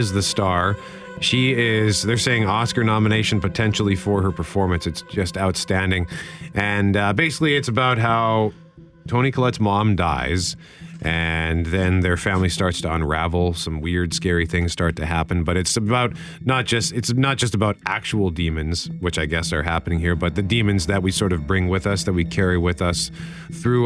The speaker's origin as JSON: {"language": "English", "town": "Winnipeg", "region": "Manitoba", "country": "Canada", "tie": "born or raised there", "said": "I grew up in Transcona, although my dad did work for CN"}